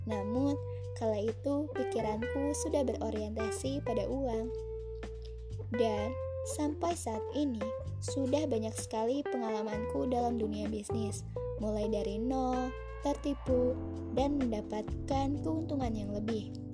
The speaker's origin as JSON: {"language": "Indonesian", "town": "Bandung", "region": "West Java", "country": "Indonesia", "tie": "born there", "said": "Aku lahir di Bandung pada tanggal 30 September 1998."}